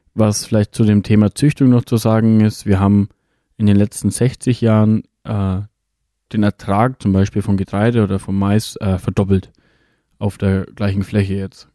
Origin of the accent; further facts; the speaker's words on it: Germany; bei uns in Deutschland